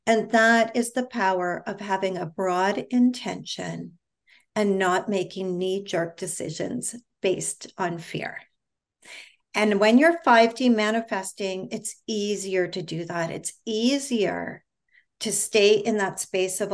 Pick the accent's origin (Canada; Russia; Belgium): Canada; moved away as an adult; now in United States; I'm originally from Canada. For those of you that don't know, I now live in the United States